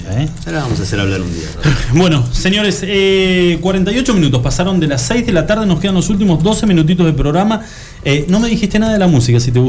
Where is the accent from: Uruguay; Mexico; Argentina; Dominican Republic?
Argentina; soy madre, soy argentina.